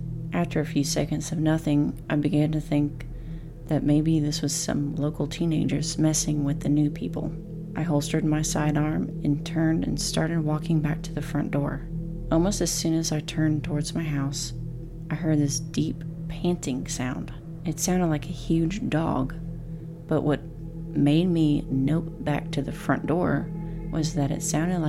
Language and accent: English; Oregon, United States; also born or lived in Las Vegas; Me growing up in Oregon, that's where I want to move.